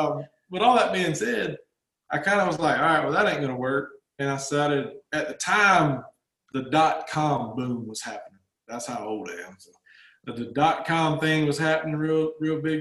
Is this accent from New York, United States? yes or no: no; Georgia, United States; accent: Southern